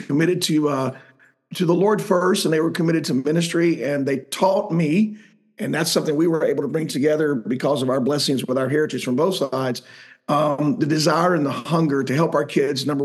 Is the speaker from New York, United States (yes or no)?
no; Georgia, United States; I grew up in Georgia